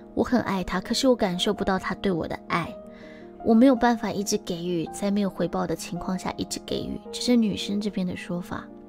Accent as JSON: {"language": "Chinese", "country": "Taiwan", "said": "我们是台湾人"}